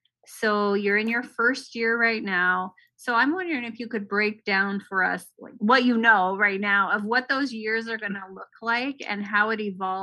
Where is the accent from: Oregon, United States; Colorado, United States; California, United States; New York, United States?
Oregon, United States; I'm from Oregon